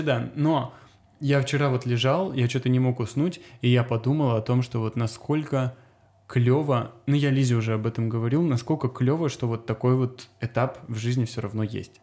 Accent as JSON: {"language": "Russian", "area": "Azov or Rostov", "region": "Rostov Oblast", "country": "Russia", "tie": "born or raised there", "also_born_or_lived": "Cyprus / Latvia", "moved": "as an adult", "lives_now": "Serbia", "said": "в детстве в Азове, то ли в Ростове"}